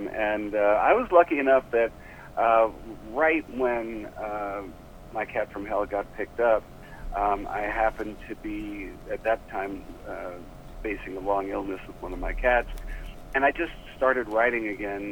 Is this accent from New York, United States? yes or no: yes; New York City, New York, United States; moved away as an adult; also born or lived in Ohio / Iowa / Colorado; now in Los Angeles, United States; I'm actually a New Yorker. I grew up in Manhattan.